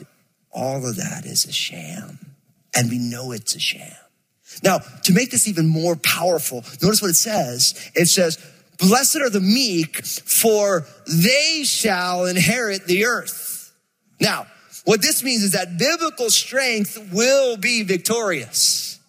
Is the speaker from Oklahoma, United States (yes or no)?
no; New Jersey, United States; I'm from Jersey, and so I moved this sweet, angelic California girl to Jersey.